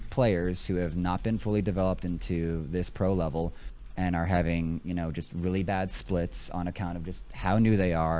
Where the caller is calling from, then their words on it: Salt Lake City, Utah, United States; Out in Salt Lake.